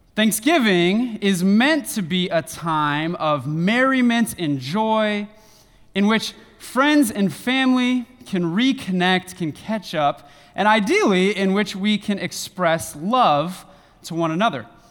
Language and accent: English; Northern California, United States; now in Western Michigan, United States; I live in Western Michigan, but was born and raised in Northern California